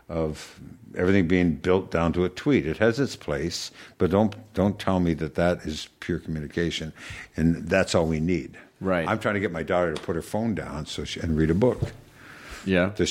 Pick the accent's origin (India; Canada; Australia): Canada; I I'm Canadian. I watch hockey.